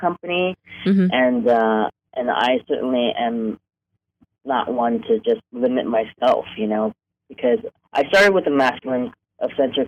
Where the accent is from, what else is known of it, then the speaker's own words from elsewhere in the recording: New York, United States; moved away as an adult; also born or lived in Hong Kong; now in Los Angeles, United States; I grew up in New York. I was born in Hong Kong, but I grew up in New York